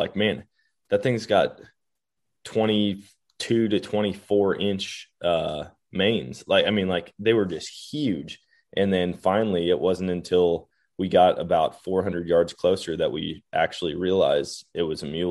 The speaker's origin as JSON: {"language": "English", "region": "Wisconsin", "country": "United States", "tie": "born or raised there", "said": "growing up in Wisconsin"}